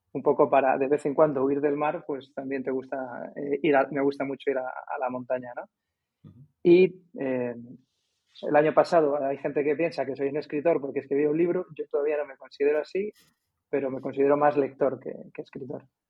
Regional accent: Madrid, Community of Madrid, Spain; moved away as an adult; also born or lived in Alicante; now in Cádiz, Spain; yo nací en Alicante en el un 29 de diciembre de 1971 y por motivos laborales de mis padres me tuve que ir a Madrid más o menos en los años 80 y pocos, muy pocos

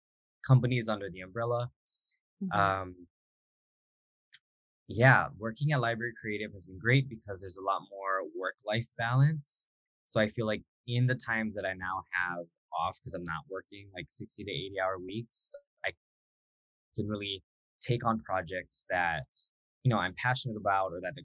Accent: Hilo, Hawaii, United States; moved away; I was actually in my hometown of Hilo from March to July

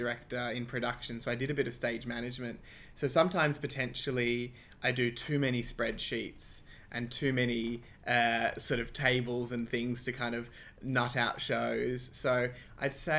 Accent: Sydney, New South Wales, Australia; also born or lived in Croydon Park / North Strathfield; I grew up in Ashfield, in the inner west of Sydney

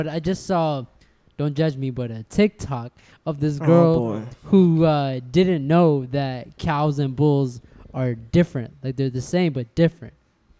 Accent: India; Because, you know, I'm Indian and she's Guatemalan.

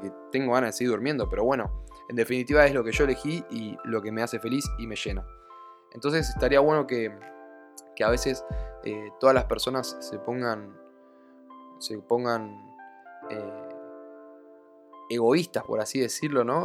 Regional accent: Argentina; now in Spain; yo hoy en día estoy viviendo en España, soy de Argentina, pero estoy viviendo en España

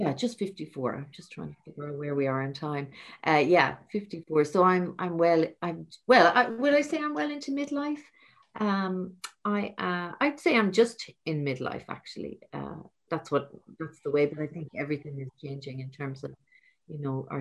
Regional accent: Ireland; I'm from Ireland through and through

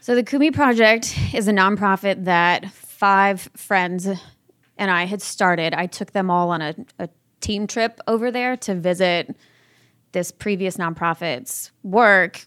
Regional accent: Orange County, Southern California, United States; I'm originally from Southern California, Orange County. I was raised by my father

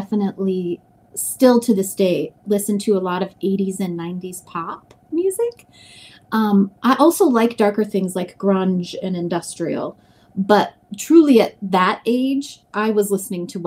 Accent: Grand Forks, North Dakota, United States; moved away as an adult; I grew up in North Dakota, Grand Forks, North Dakota

